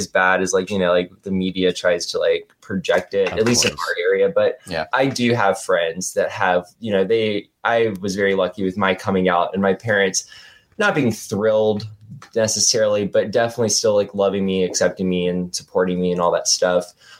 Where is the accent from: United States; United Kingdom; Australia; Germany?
United States; Durham, North Carolina; because I grew up in Durham, but you grew up more like in a smaller town, right?